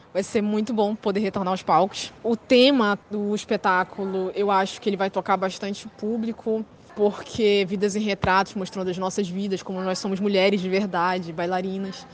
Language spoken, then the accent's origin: Portuguese; Pará, Brazil; que a gente é estudante, que a gente é paraense